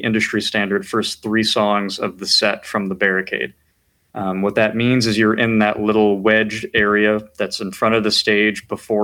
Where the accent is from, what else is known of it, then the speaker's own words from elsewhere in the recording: White Plains, New York, United States; moved away as an adult; now in Washington, D.C., United States; I'm from White Plains, New York, originally